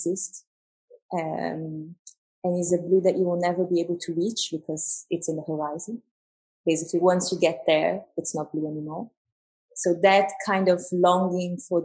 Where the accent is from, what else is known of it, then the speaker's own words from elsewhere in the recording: São Paulo, Brazil; moved away; also born or lived in New York / Paris; I'm from São Paulo in Brazil. And my parents are South Korean